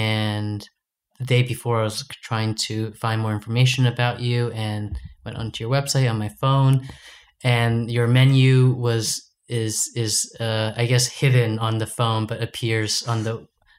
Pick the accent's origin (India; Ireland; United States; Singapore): United States; I have the privilege of being American, so mm-hmm. I can't apply for these jobs.